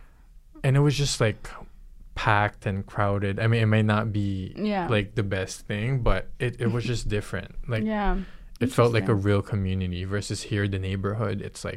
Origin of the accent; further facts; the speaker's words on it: Philippines; also born or lived in Boston, United States; now in United States; I was born and raised in the Philippines, but I moved to Boston